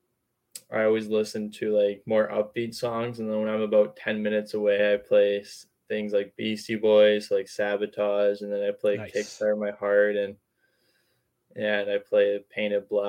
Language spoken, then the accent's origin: English; Vancouver, British Columbia, Canada; I grew up here in Metro Vancouver, and my grandparents lived in Vancouver too